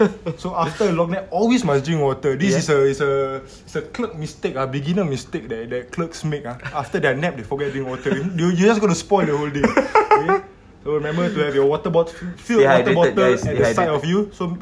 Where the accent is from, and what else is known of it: Singapore